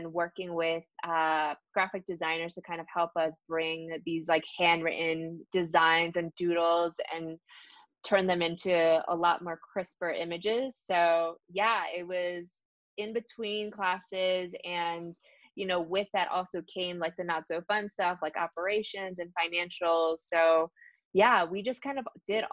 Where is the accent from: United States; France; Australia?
United States; New York City, New York; also born or lived in New Jersey; So I was born in New York City and I grew up between New York and New Jersey based on where my parents were